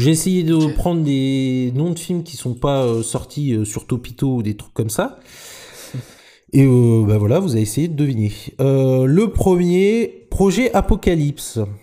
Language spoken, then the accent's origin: French; Normandy, France; je suis normand